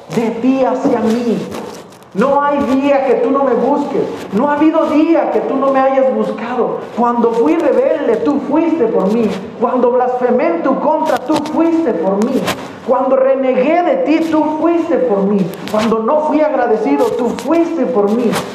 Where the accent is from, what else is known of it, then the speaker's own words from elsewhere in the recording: Mexico; los mexicanos lo sabemos